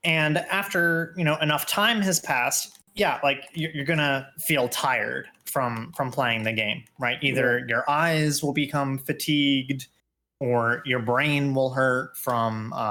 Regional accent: Texas, United States; I'm a Texan

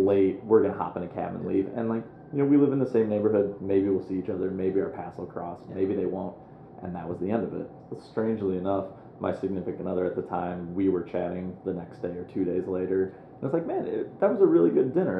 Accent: Moline, Illinois, United States; moved away as an adult; now in Chicago, United States; I grew up in Moline, Illinois

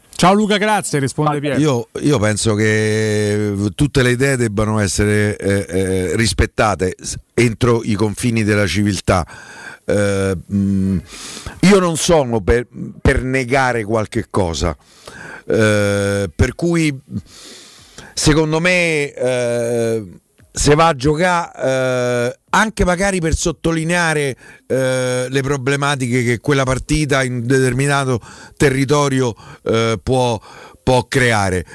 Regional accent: Rome, Lazio, Italy; sono cresciuto a Largo Vercelli, ci sono stato quasi 30 anni

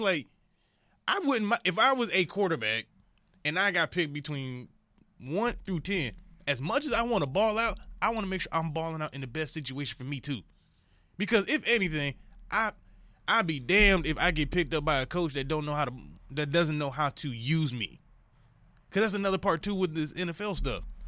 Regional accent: Detroit, Michigan, United States; moved away; also born or lived in Kansas City; I, I'm from Detroit

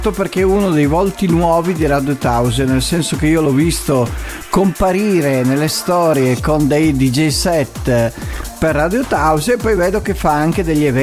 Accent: Casarsa, Friuli-Venezia Giulia, Italy; Pensa a te, io sono di Casarsa, quindi vedi, siamo...

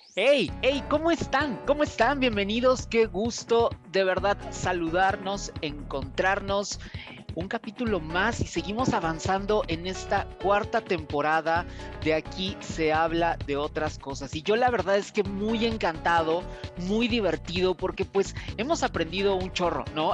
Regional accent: Veracruz, Mexico; Ella y yo somos paisanos, los dos somos de Veracruz

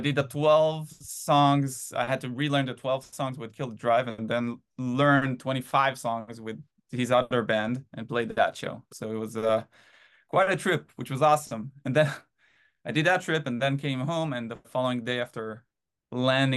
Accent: Haifa, Haifa District, Israel; moved away as an adult; now in United States; originally I'm from a little city in Israel called Haifa. But yeah, born and raised in Israel and moved to the US in 2016.

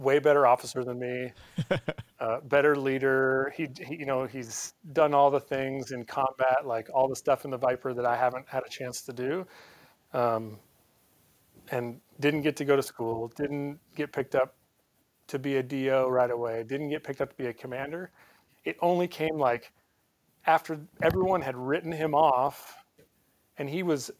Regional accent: Montana, United States; moved away as an adult; now in North Carolina, United States; I grew up in Montana.

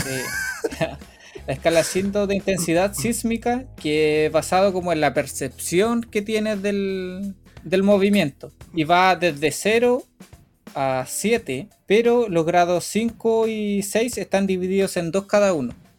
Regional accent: Chile; now in Japan; nosotros dos venimos de Chile, que es otro país muy sísmico

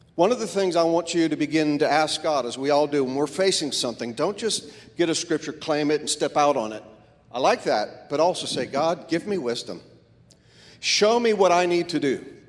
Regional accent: Florida, United States; I grew up in Florida, which was a melting pot for all races

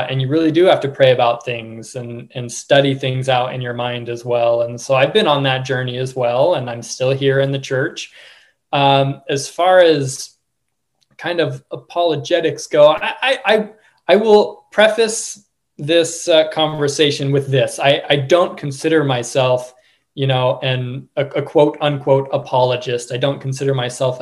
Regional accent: Oregon, United States; I grew up in Oregon

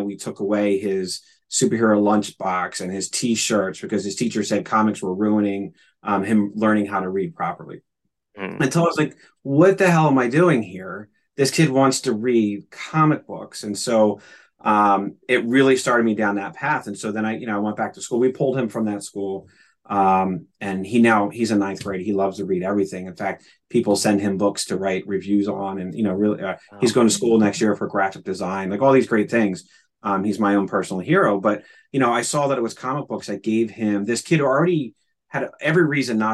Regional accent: Philadelphia, Pennsylvania, United States; I grew up in Philadelphia

